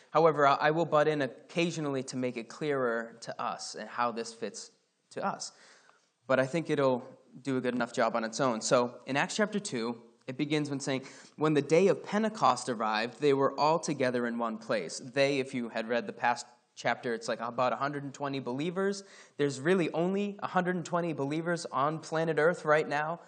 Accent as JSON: {"language": "English", "region": "Scotland", "country": "United Kingdom", "moved": "yes", "said": "I'm Scottish"}